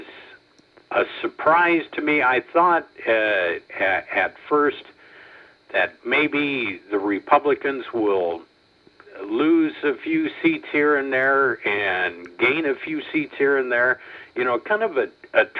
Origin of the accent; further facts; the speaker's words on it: Iowa, United States; moved away as an adult; also born or lived in Memphis; I was born and raised in Iowa like you